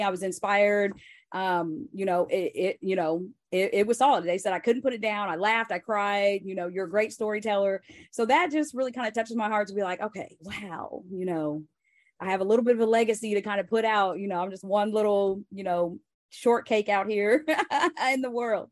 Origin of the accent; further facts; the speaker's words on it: Joplin, Missouri, United States; moved away; we grew up in Joplin, small town, like fifty thousand people